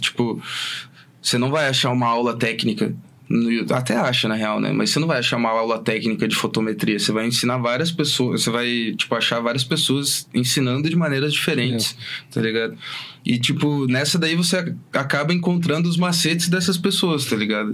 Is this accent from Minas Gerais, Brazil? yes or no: no; Fazendinha, Paraná, Brazil; Eu sou do Fazendinha